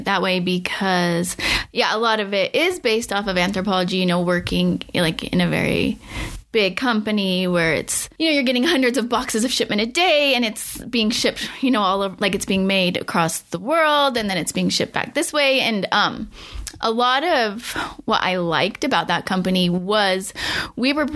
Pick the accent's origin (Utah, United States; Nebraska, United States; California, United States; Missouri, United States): Utah, United States; I grew up in Utah